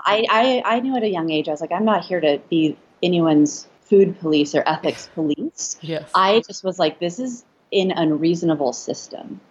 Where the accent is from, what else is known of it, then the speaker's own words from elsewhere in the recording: Los Angeles, California, United States; So I I'm from California. I grew up in Los Angeles